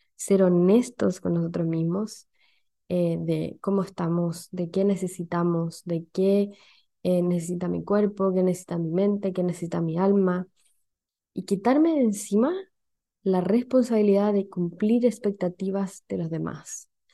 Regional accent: Chile; accent: Chilean; no me gustaba mi acento, y hoy día me gusta. No me gustaba mi acento no, por, no como rechazo hacia mi origen, sino porque siempre ha existido como, eh, como siempre han existido estos memes, como el, de que el resto de los países de Latinoamérica no entienden el acento chileno, entonces como que me daba mucha vergüenza hablar en chileno

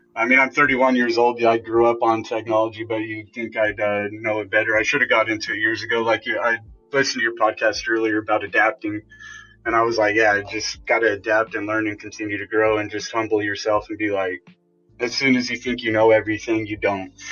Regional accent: Colorado, United States; moved away as an adult; also born or lived in California; I moved from California uh, back to Colorado

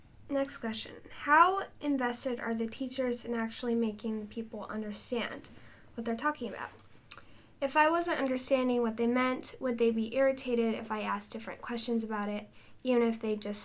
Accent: Nebraska, United States; I'm a homeschooler from Nebraska.

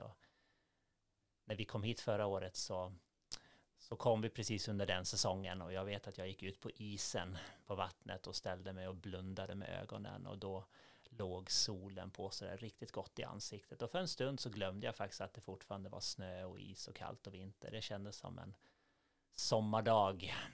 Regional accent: Gotland, Sweden; moved away as an adult; also born or lived in Gothenburg; now in Norrbotten, Sweden; Jag är uppvuxen på Gotland och det är mycket småsamhällen

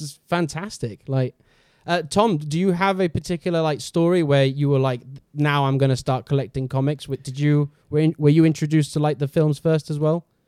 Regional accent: Gibraltar; moved away; I come from Gibraltar, and back in Gibraltar, there's, when I was, like, growing up, there's nothing to do with comic books at all

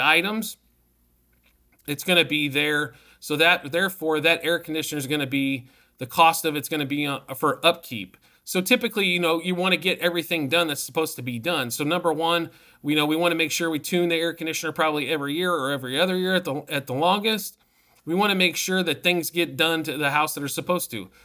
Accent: Midwest, United States; now in Arizona, United States; I'm from the Midwest.

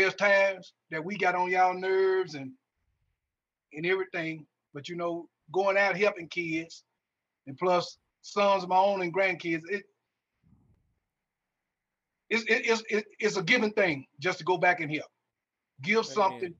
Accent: Greenville, Mississippi, United States; I'm from Greenville, Mississippi

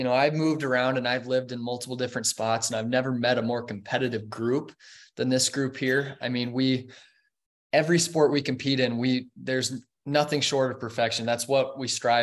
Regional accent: Montana, United States

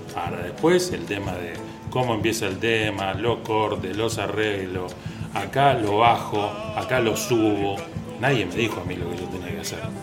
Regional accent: Tablada, Buenos Aires Province, Argentina; moved away; Yo soy de Tablada

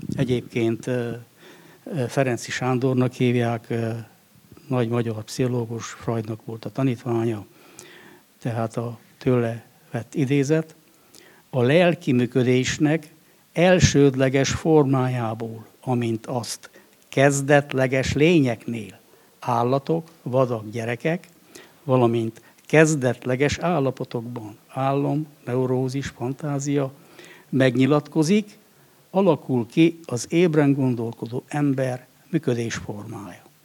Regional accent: Székely Land, Romania; also born or lived in Cristuru Secuiesc; én egy természeti népnek a területén születtem, a székelységben

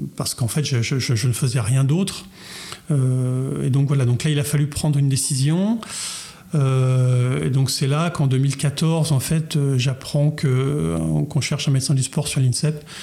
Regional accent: Chartres, Centre-Val de Loire, France; je, suis un chartrain de pure souche, puisque je suis né à Chartres, j'ai grandi

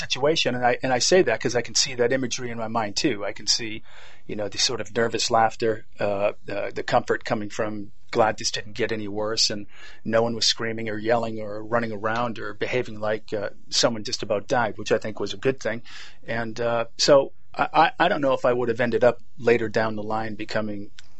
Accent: Boston, Massachusetts, United States; Yes, Boston, Massachusetts.

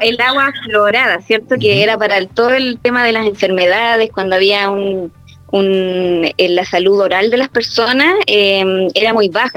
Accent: Puerto Montt, Los Lagos, Chile; now in Santiago, Chile; yo soy de Puerto Montt

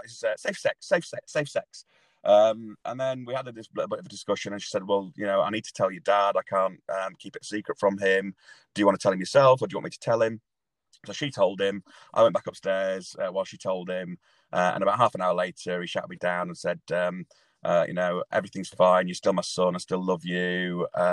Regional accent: Leeds, Yorkshire and the Humber, United Kingdom; now in Manchester, United Kingdom; I currently live in Manchester, but I'm originally from Leeds

